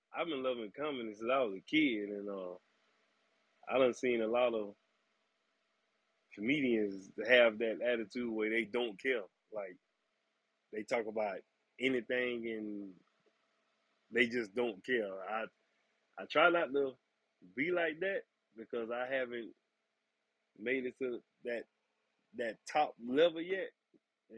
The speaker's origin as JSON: {"language": "English", "town": "Riviera Beach", "region": "Florida", "country": "United States", "tie": "born or raised there", "said": "I'm born and raised right here in Riviera Beach, Florida. Been here all my life."}